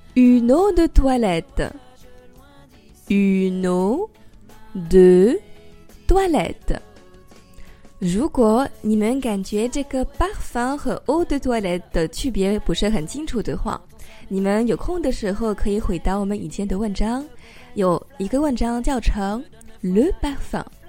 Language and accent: French; France; also born or lived in Paris